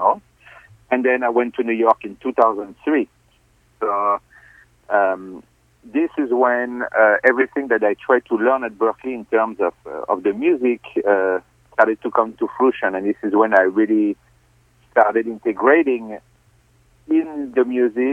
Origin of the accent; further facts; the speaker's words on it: Fontainebleau, Île-de-France, France; English is a second language; moved away as an adult; also born or lived in Paris; I'm from Fontainebleau